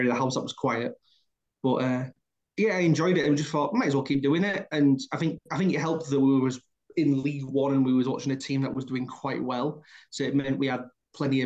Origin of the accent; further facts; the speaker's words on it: Hull, Yorkshire and the Humber, United Kingdom; I'm from Hull